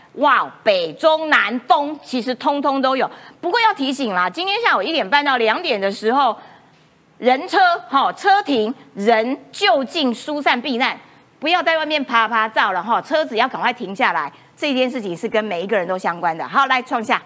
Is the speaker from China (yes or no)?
no; Taiwan; 我台湾人哈